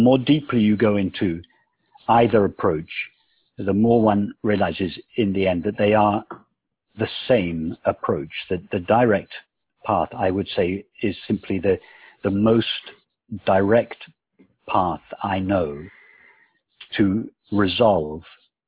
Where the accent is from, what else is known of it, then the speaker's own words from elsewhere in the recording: England, United Kingdom; Yes, very much so. I was brought up, although my father was not at all religious.